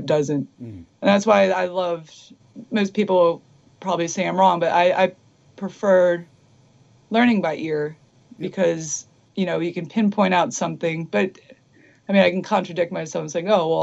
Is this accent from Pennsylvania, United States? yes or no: yes; Philadelphia, Pennsylvania, United States; moved away as an adult; now in Los Angeles, United States; I'm from Philly, and literally the music scene, it just didn't exist, you know. And when I was growing up, I was into like the thrash scene that was trying to stay together in Philly.